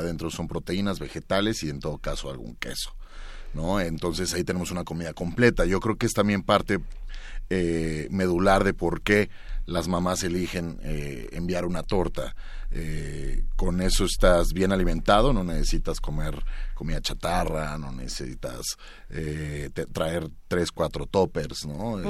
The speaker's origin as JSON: {"language": "Spanish", "country": "Mexico", "said": "lo que somos nosotros como mexicanos"}